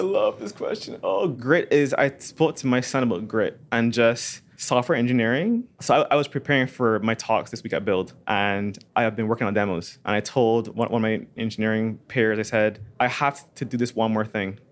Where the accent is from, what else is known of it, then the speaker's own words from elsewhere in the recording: Barbados; moved away; my dad runs a computer company in Barbados